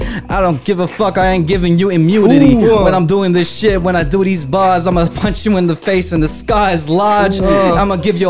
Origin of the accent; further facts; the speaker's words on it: Philippines; because I'm Filipino with the very dark skin